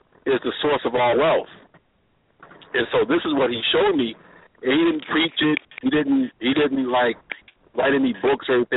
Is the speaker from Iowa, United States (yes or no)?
no; Boston, Massachusetts, United States; I was born there